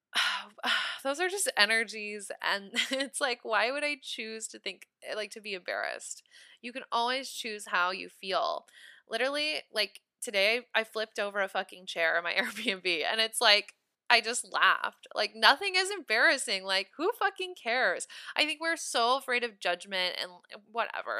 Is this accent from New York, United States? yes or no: no; Nebraska, United States; I'm from Nebraska